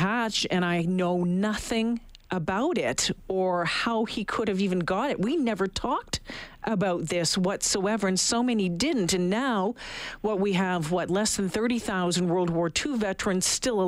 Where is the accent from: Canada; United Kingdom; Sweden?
Canada; we're Canadian